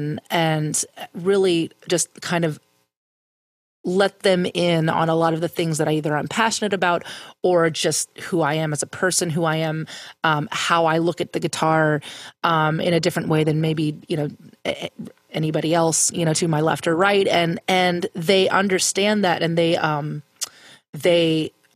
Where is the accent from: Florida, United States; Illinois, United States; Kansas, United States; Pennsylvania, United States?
Pennsylvania, United States; growing up in Pennsylvania